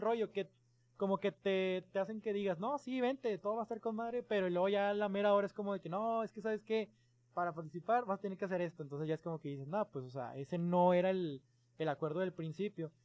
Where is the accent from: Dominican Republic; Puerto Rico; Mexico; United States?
Mexico; desde México, pues somos mexicanos